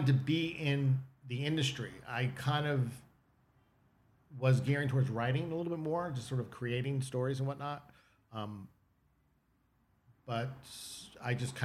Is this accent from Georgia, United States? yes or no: no; New Jersey, United States; moved away as an adult; also born or lived in Illinois; now in Los Angeles, United States; I'm from New Jersey, and I grew up, if you ever watch The Sopranos, that's kind of like the area I grew up